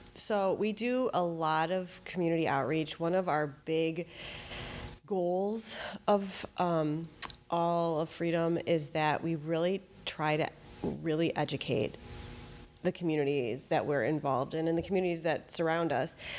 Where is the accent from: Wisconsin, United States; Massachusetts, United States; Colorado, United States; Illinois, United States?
Wisconsin, United States; Fox Point; also born or lived in Madison, Wisconsin; I grew up in Fox Point